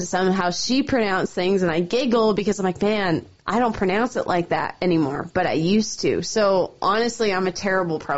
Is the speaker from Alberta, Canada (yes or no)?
yes; Calgary, Alberta, Canada; moved away as an adult; now in Helena, United States; That's where I grew up. That was my hometown rodeo.